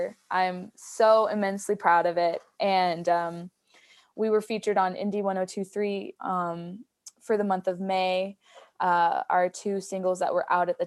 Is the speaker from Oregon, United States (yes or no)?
yes; Sisters, Oregon, United States; also born or lived in Santa Fe, New Mexico; now in Denver, United States; my hometown folk festival, Sisters Folk Festival in Sisters, Oregon